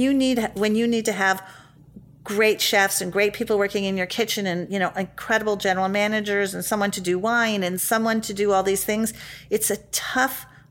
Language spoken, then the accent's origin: English; New York City, New York, United States; I grew up in the West Village.